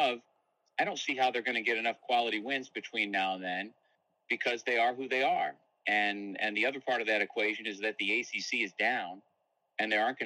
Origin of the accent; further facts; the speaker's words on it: Elbridge, New York, United States; moved away; I grew up in Elbridge.